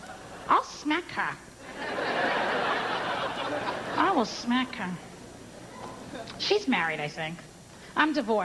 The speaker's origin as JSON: {"language": "English", "town": "New York City", "region": "New York", "country": "United States", "said": "I'm Italian. Everyone thinks I'm Jewish. No matter where I go, people think I'm Jewish. Like, I tell them I'm Italian. I'm from Brooklyn, New York."}